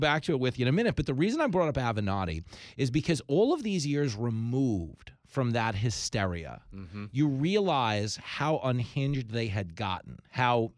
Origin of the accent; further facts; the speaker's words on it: New York, United States; I'm a New Yorker, but I'm not that kind of New Yorker.